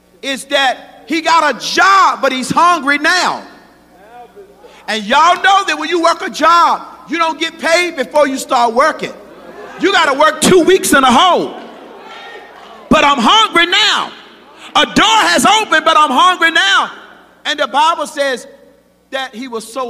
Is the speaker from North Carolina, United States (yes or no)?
yes; Rocky Mount, North Carolina, United States; I grew up in the country, and I know what feeding pigs look like. Come on, Rocky Mount, North Carolina.